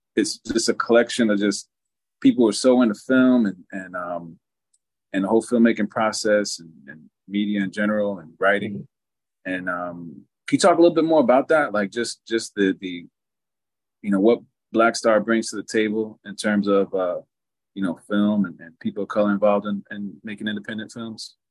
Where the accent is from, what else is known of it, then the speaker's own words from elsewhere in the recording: eastern New Jersey, United States; I'm from I'm from New Jersey. I'm from the mm-hmm. east eastern eastern side of the state